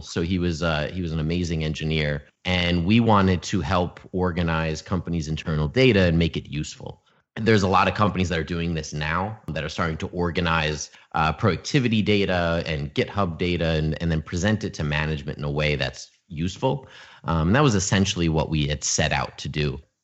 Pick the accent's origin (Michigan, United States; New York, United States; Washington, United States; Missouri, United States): New York, United States; Albany; moved away as an adult; also born or lived in Oneonta, New York / Los Angeles, California; I was born and raised in upstate New York in Albany